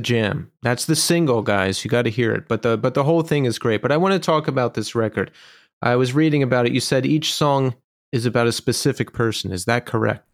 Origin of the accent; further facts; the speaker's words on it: Bucks County, Pennsylvania, United States; also born or lived in Philadelphia; So I grew up in Bucks County, and then I lived in Philadelphia for a long time.